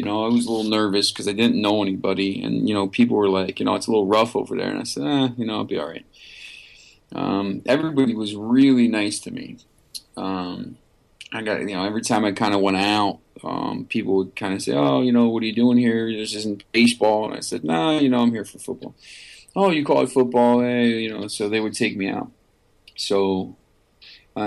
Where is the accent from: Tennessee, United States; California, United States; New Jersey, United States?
New Jersey, United States; I'm from New Jersey